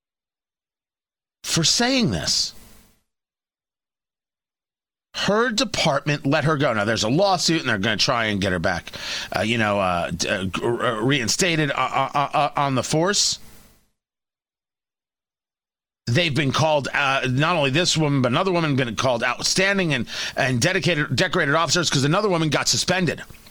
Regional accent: New Jersey, United States; I grew up in New Jersey

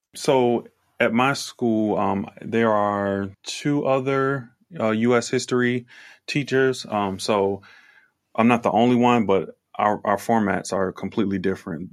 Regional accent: Virginia, United States; I am from Virginia.

